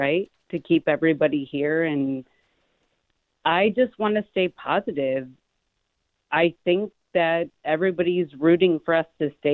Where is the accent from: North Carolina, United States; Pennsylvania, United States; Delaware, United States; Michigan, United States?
Michigan, United States; Detroit; moved away as an adult; now in Oakland area, United States; I grew up in Detroit